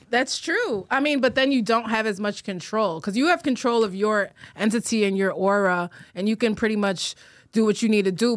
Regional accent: Chicago, Illinois, United States; moved away as an adult; now in New York, United States; I'm from Chicago. I was born in Chicago. I was born on the north side.

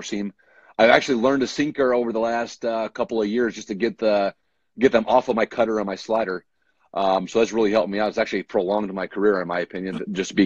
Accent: Norco, California, United States; I grew up in Southern California. I went to Norco High School

